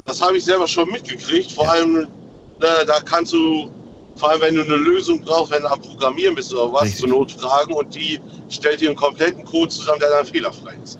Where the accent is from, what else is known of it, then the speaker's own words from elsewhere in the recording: Aurich, Lower Saxony, Germany; aus Aurich